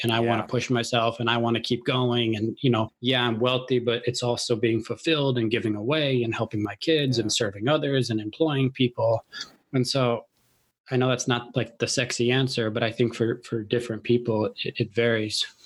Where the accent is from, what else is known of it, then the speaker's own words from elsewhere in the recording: Chicago, Illinois, United States; moved away as an adult; now in New York City, United States; I grew up in Chicago